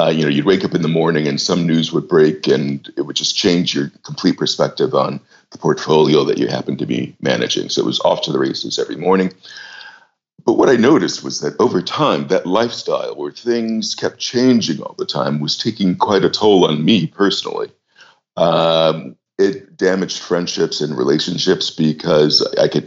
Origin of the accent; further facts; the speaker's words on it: United States; moved away as an adult; also born or lived in New York; now in London, United Kingdom; I'm American by birth and worked in New York for a number of years, about 13 or so, before moving to London.